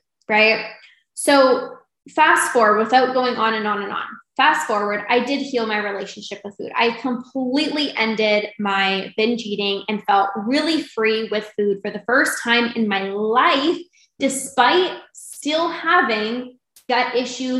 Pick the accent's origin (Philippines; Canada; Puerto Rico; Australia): Canada; I'm from Canada